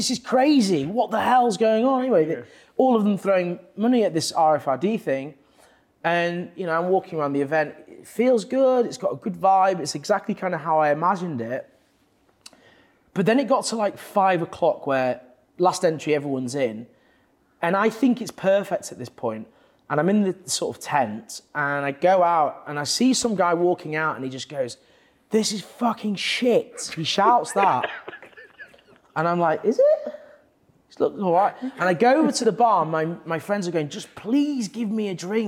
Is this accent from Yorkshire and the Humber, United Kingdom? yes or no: yes; Leeds, Yorkshire and the Humber, United Kingdom; now in London, United Kingdom; I'm from Leeds